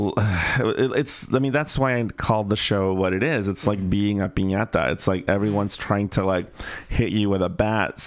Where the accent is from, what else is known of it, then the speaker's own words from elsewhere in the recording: Bay Area, California, United States; I grew up in the Bay Area, so I was pretty lucky to live in a liberal bubble ish